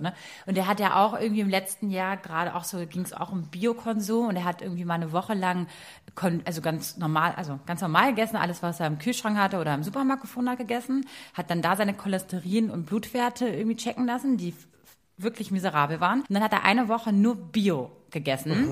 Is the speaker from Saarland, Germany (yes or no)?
no; Berlin, Germany; als Berliner Stadtmädchen